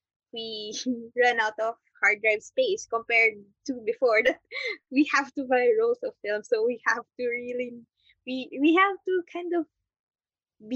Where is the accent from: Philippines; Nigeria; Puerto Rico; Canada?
Philippines; as Filipino filmmakers